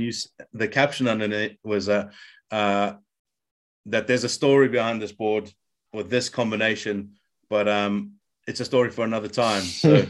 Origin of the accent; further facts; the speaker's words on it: South Africa; growing up in South Africa, like I'm sure a lot of South Africans have